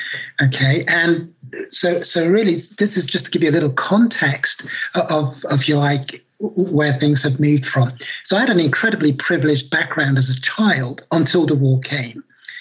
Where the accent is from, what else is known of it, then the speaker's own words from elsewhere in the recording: Nigeria; also born or lived in London; So I'm Black British. Obviously, people can't see me. I was born in London many years ago now. And my father is Nigerian and my mother's Irish. And we, when I was 12 months old, went back to Nigeria.